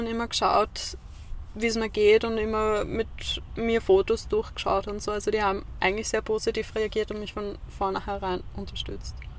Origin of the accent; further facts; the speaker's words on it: Vienna, Austria; moved away as an adult; now in Lower Austria, Austria; Ich komme ursprünglich aus Wien, bin jetzt vor kurzem erst nach Zungenburg gezogen